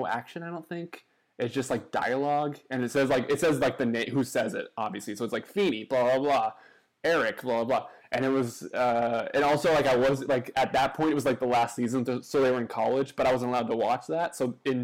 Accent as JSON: {"language": "English", "town": "Nashville", "region": "Tennessee", "country": "United States", "said": "I'm from Nashville"}